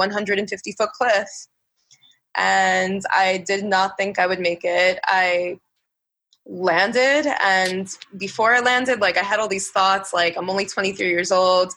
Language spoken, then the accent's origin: English; New York City, New York, United States; I'm a New Yorker.